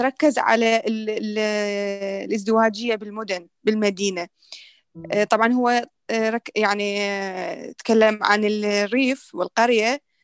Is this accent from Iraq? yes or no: yes; Iraq; احنا هسه العراقيين ندرس